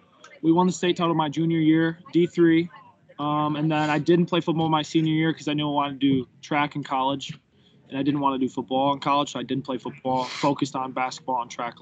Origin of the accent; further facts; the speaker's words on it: Chesaning, Michigan, United States; growing up in the Ning was sweet because you had your squad of boys, and that was your boys for life.